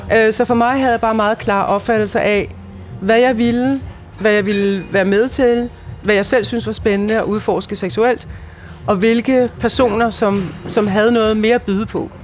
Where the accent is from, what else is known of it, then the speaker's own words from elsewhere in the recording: Denmark; jeg bor i Danmark, jeg voksede op i Danmark, jeg er dansker